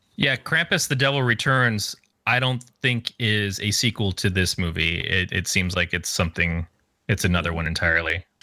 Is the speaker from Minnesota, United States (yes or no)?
no; Michigan, United States; I grew up in Michigan as a teenager.